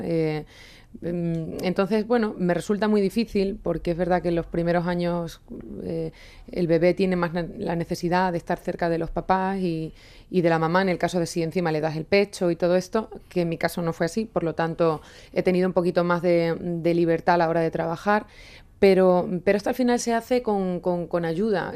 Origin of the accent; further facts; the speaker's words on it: Extremadura, Spain; moved away; conforme llevo más tiempo fuera de mi Extremadura y de mi pueblo